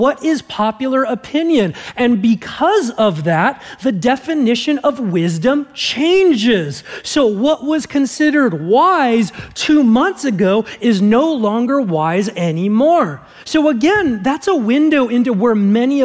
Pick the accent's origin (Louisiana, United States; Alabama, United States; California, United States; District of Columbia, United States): California, United States; Southern; growing up in Southern California